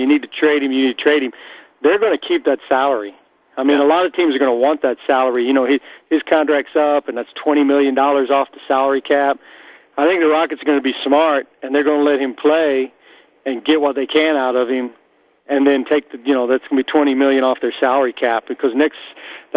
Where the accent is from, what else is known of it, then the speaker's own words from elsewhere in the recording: Dallas, Texas, United States; now in Houston, United States; I grew up in Dallas. So I'm a Texan